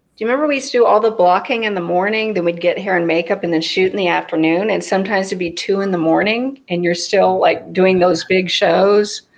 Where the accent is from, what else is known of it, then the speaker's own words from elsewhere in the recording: California, United States; moved away as an adult; also born or lived in New York; I'm from California